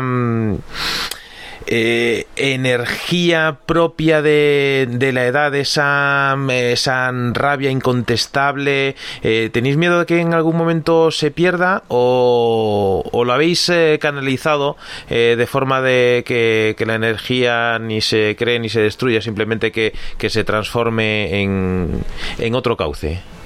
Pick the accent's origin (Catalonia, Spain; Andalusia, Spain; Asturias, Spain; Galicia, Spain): Galicia, Spain; que somos eh, gallegos